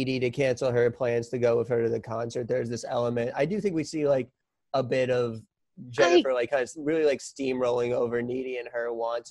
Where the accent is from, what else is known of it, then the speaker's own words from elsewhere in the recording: New York, United States; it's my duty as a New Yorker